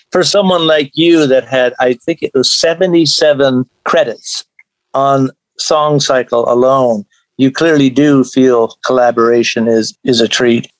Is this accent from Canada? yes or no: yes; Canada; moved away as an adult; now in Indiana, United States; I'm actually Canadian, but my daughters live here in Indiana, so I moved down to be closer to them.